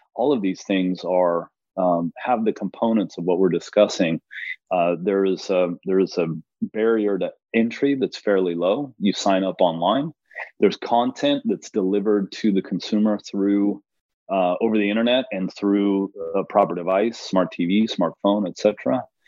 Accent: Los Angeles, California, United States; I am from Los Angeles

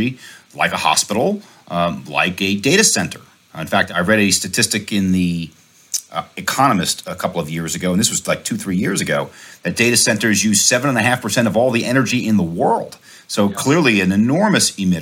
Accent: New York City, New York, United States; I grew up in New York City, a dense urban environment

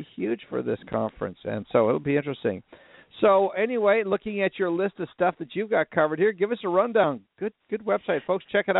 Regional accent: Minnesota, United States; moved away; I grew up in Minnesota.

